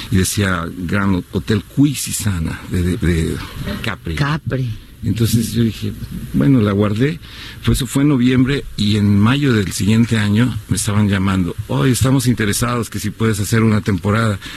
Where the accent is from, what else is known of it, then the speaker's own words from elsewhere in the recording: San Luis Potosí, Mexico; Sí, soy de San Luis Potosí cuando era niño hicieron una convocatoria para un grupo